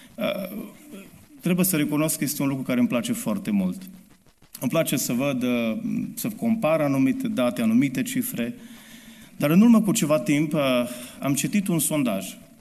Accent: Romania; sunt român 100%.

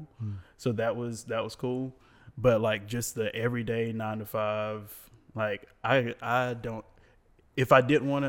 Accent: Raleigh, North Carolina, United States; I grew up in Raleigh.

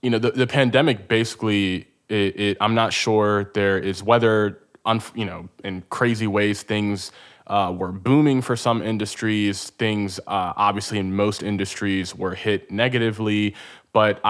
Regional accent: Baltimore, Maryland, United States; I'm from Baltimore

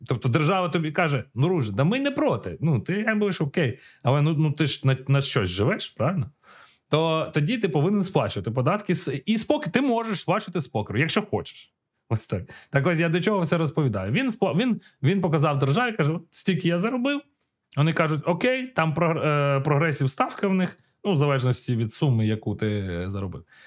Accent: Ukraine; ми з України, ми народилися, ми зростали в Україні

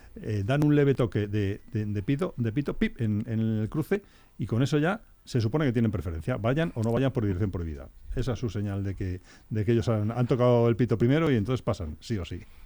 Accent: Guadalajara, Castilla-La Mancha, Spain; en mi tierra, en Guadalajara

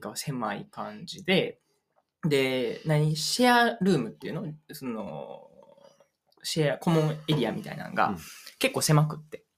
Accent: Uji, Kyoto, Japan; first language Japanese; 僕がその地元だから自分の地元のこと知らない

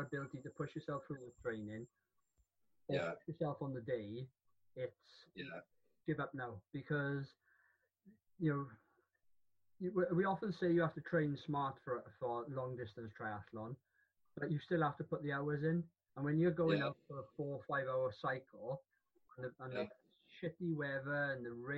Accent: Cardiff, Wales, United Kingdom; I am from Cardiff

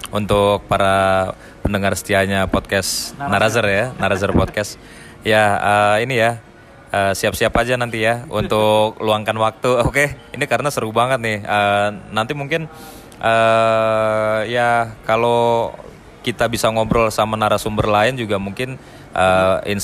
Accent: Java, Indonesia; namanya sebagai uh, orang Batak yang uh, lahir dan besar di tanah Jawa

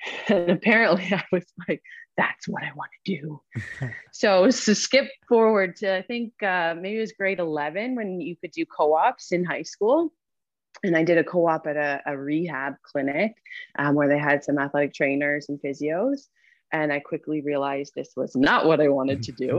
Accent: Burlington, Ontario, Canada; also born or lived in Hamilton, Canada / Ottawa, Canada; I'm from Burlington. So I came back to Burlington

